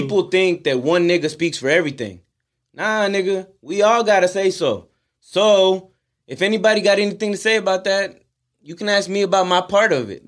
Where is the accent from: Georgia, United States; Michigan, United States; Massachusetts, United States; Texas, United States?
Texas, United States; Houston; we're from Houston